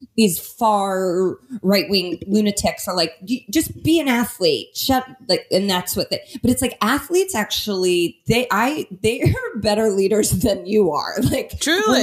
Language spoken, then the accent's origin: English; Indianapolis, Indiana, United States; my hometown of Indianapolis